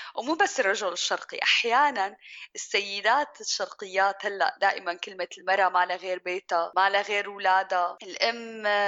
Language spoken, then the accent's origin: Arabic; Syria; moved away as an adult; also born or lived in Jordan; now in Germany; أنا صبية سورية